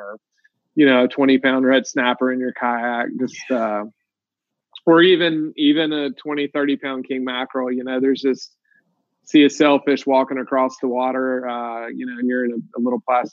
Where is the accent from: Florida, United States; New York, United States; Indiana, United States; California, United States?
Florida, United States; Pensacola; I'm from Pensacola, Florida. I was born and raised here.